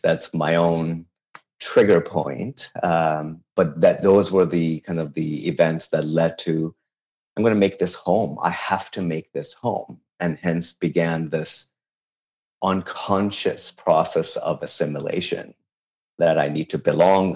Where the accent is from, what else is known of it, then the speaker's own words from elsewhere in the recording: Tehran, Tehran Province, Iran; English is a second language; also born or lived in Babol; now in United States; I was born and raised in Tehran, and this is you know the city that I'm most related